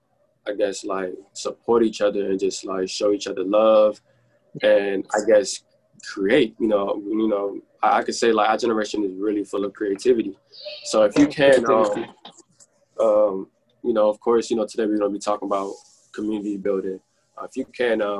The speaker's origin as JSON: {"language": "English", "country": "Sierra Leone", "tie": "born or raised there", "said": "I was born in Sierra Leone"}